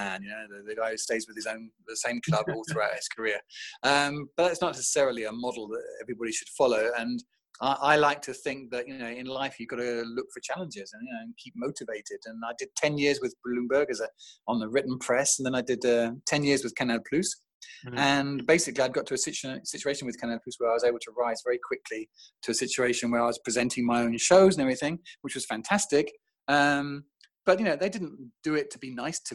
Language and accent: English; England, United Kingdom; moved away as an adult; now in France; as the English guy